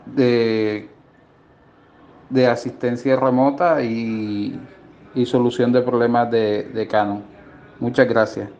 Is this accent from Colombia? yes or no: yes; Colombia; soy colombiano